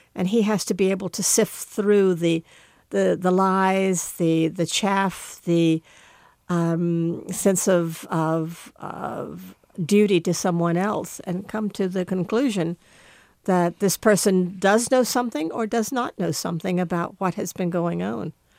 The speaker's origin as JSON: {"language": "English", "region": "the South", "country": "United States", "tie": "born or raised there", "said": "we grew up in the South"}